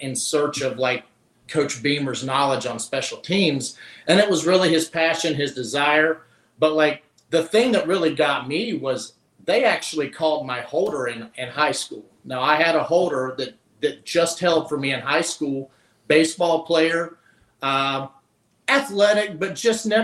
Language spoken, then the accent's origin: English; Pulaski County, Virginia, United States; moved away as an adult; now in Grand Rapids, United States; I grew up in the Blue Ridge Mountains, Pulaski County, Virginia